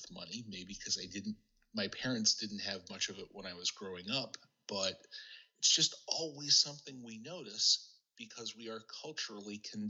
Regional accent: Scotland, United Kingdom; And of course, as good Scottish Presbyterians, part of what we celebrated was the deals that we got on our cars and how much money we saved.

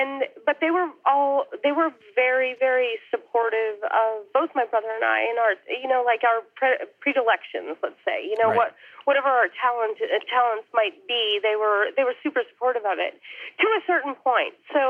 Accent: Wilton, Connecticut, United States; I grew up in Connecticut, a town called Wilton in Fairfield County, it's a commuter town, about an hour outside the city, north.

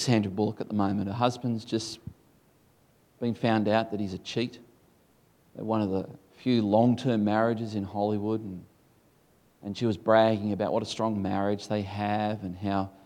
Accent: Tasmania, Australia; Tasmania, where the air is clear.

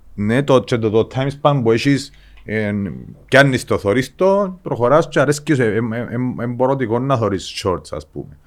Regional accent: Engomi, Nicosia District, Cyprus; εγώ γεννήθηκα στην Εγκόμη

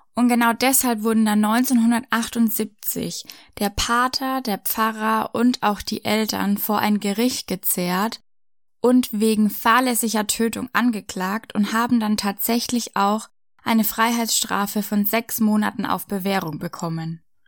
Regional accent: Franconia, Bavaria, Germany; bei uns in Franken an der Universität in Würzburg

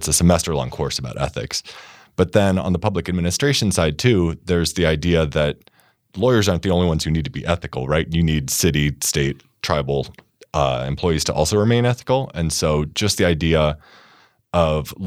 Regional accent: Ohio, United States; moved away as an adult; now in Montana, United States; I grew up in Ohio.

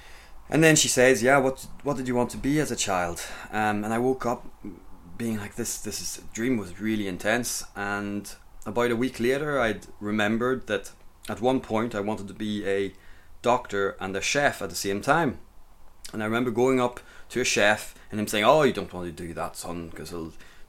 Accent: Grand Est, France; And I grew up in the Champagne area of France, out in the countryside, and I spent my childhood running about in the forest, and I got chased by a boar a couple of times with a friend.

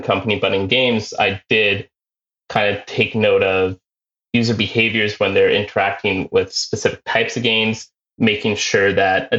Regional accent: Ontario, Canada; I come from Ontario, Canada

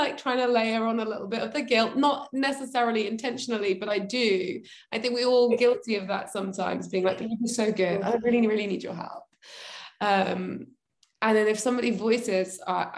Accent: the Southwest, South West England, United Kingdom; both from the Southwest originally.

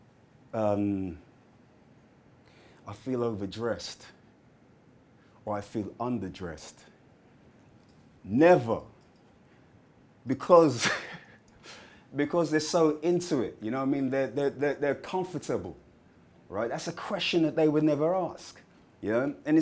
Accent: London, United Kingdom; when I was growing up as a kid, things like that really stood out to me because I'm from Hackney

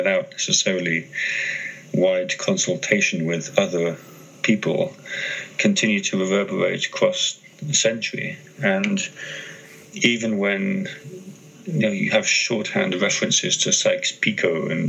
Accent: Greece; moved away; I grew up in Greece

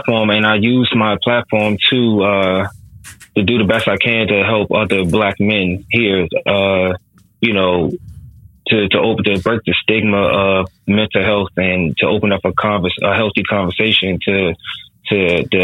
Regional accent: United States; being American, a Black American man

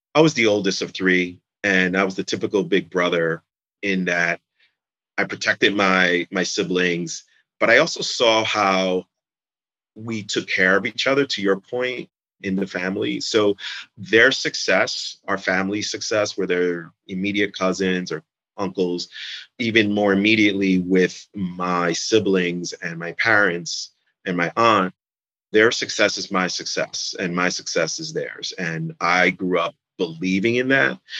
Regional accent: New York City, New York, United States; moved away as an adult; now in Jersey City, United States; I'm from New York City, basically. And growing up in the city

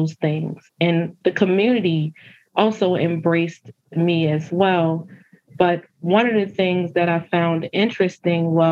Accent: Baltimore, Maryland, United States; I grew up in West Baltimore

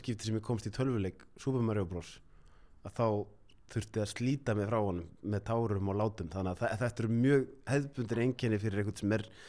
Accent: Reykjavík, Capital Region, Iceland; ólst upp á Grettiskutunni fyrst ah. þannig að það var bara í miðbænum

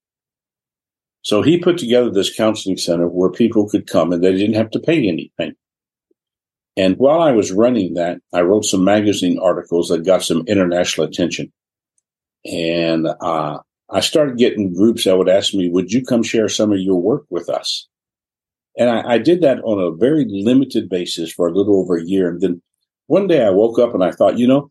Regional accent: New Orleans, Louisiana, United States; I was born in New Orleans

